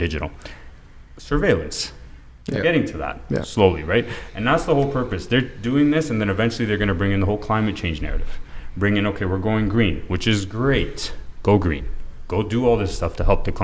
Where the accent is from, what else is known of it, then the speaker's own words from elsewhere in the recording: Toronto, Ontario, Canada; I'm born and raised in Toronto